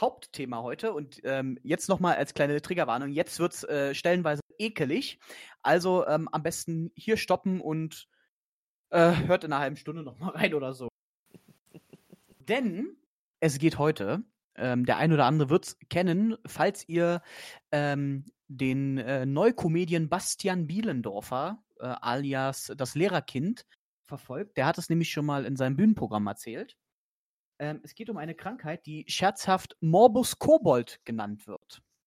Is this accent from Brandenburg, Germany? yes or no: yes; Brandenburg, Germany; moved away; ich komme ja aus Brandenburg äh, gebürtig